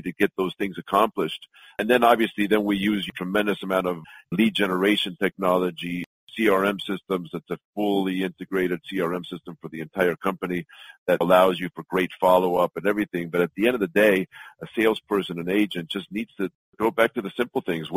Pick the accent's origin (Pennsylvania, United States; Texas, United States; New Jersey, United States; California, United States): California, United States; Los Angeles; also born or lived in Mexico City, Mexico; I'm originally from Mexico City. I moved to Los Angeles when I was 7 years old and did all my studies in LA and grew up